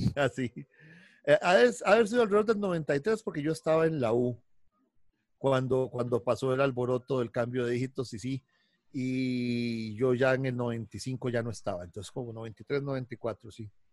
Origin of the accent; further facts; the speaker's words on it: San José, Costa Rica; en mi barrio, en San José, donde crecí y no me he movido prácticamente en, los años de vida que tengo